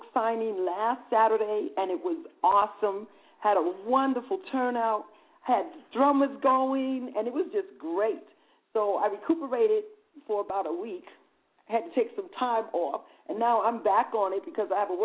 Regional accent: New York City, New York, United States; now in Las Vegas, United States; I'm originally from New York City, Harlem, USA. I am presently residing in Las Vegas, but born and raised in New York

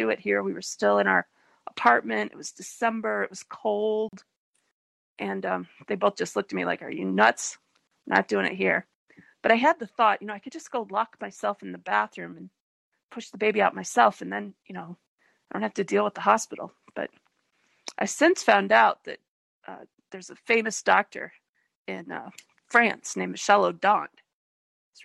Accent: Detroit, Michigan, United States; the hospital where I was born in Detroit

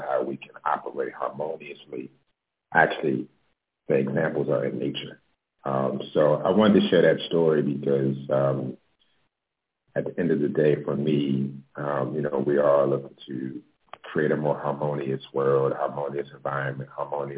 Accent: Baltimore, Maryland, United States; also born or lived in New York; now in Los Angeles, United States; I'm originally from Baltimore. I moved to LA about 7 years ago from New York.

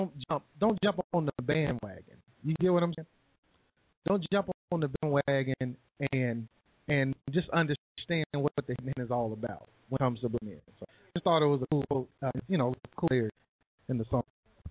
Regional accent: Midwest, United States; I'm from the Midwest, and our point of reference is different because growing up in the Midwest

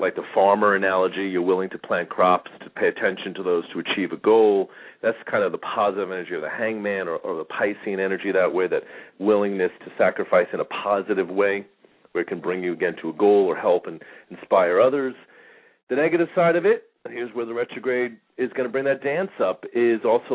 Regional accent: New York, United States; moved away as an adult; now in Phoenix, United States; I grew up in New York

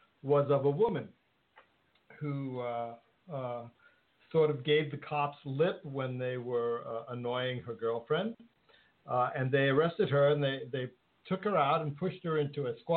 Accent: New York City, New York, United States; I am actually a New Yorker. New York is where I was raised and is my hometown

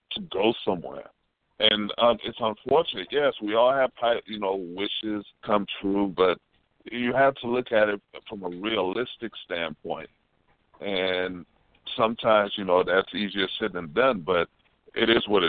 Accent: Haiti; we're both from Haiti

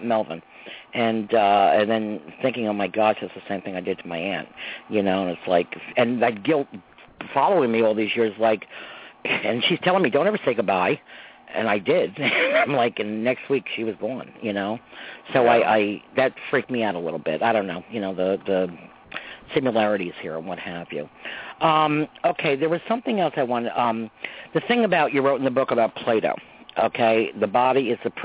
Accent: Croton-on-Hudson, New York, United States; I grew up in Croton and Hudson, New York

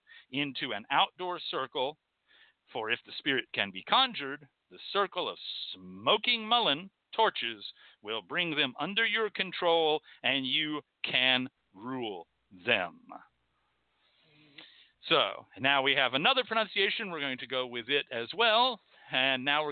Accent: Texas, United States; I'm from Texas

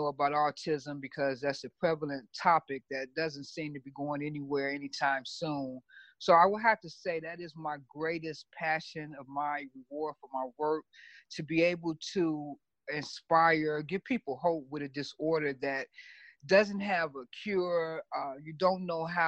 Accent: Chicago, Illinois, United States; moved away as an adult; now in Los Angeles, United States; I'm born and raised in Chicago

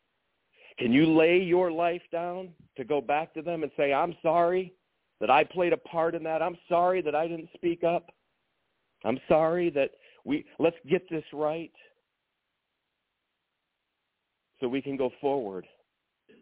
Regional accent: East Lansing, Michigan, United States; I'm from East Lansing, Michigan

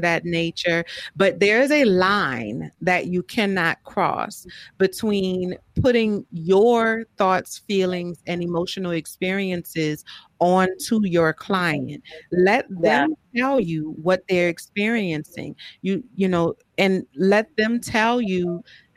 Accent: New Orleans, Louisiana, United States; I grew up Catholic, you know, I'm from New Orleans

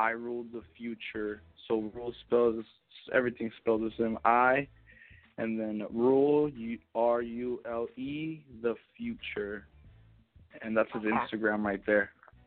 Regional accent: West Coast, United States; Even though I'm from the West Coast, man, I don't give a fuck what anybody says.

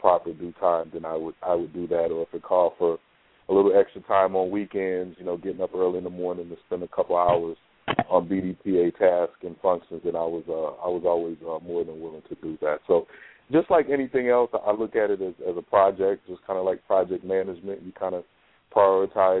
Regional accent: Houston, Texas, United States; now in Hartford, United States; I'm originally from Houston, Texas

